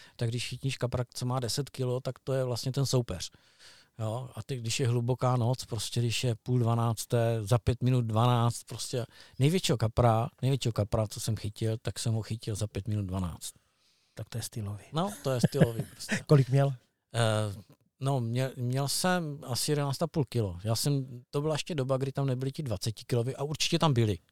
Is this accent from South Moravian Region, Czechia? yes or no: yes; Brno, South Moravian Region, Czechia; u nás v Medlánkách bylo J Z D